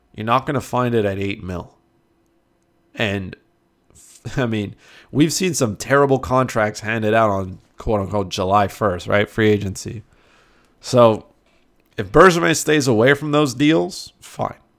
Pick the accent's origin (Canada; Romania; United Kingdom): Canada; I'm Canadian